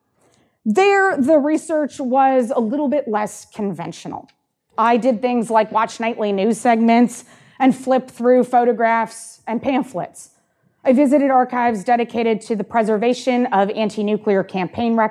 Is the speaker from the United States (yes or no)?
no; Canada; I'm Canadian